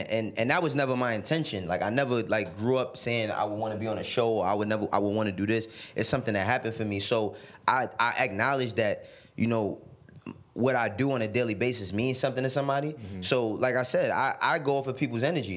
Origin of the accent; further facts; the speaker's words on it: New York City, New York, United States; also born or lived in Harlem, New York City; I, I, was born and raised in the Bronx, but I moved to Harlem when I was twelve